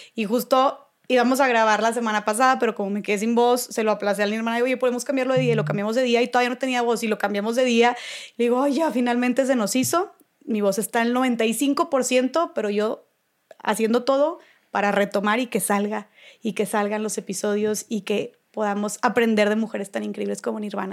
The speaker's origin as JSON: {"language": "Spanish", "town": "Monterrey", "region": "Nuevo León", "country": "Mexico", "said": "yo soy de Monterrey, vivo en Monterrey"}